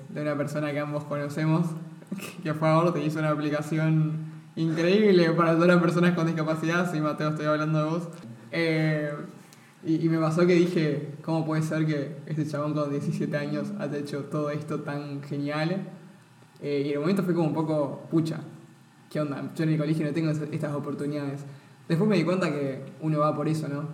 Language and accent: Spanish; Misiones, Argentina; soy de Misiones